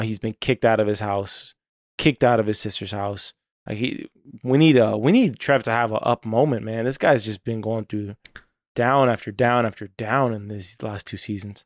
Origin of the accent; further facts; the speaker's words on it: Florida, United States; my home state